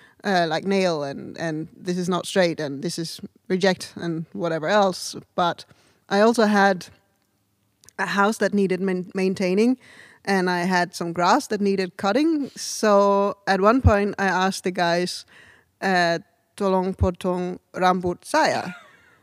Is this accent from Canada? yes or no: no; Denmark; now in Indonesia; from Denmark.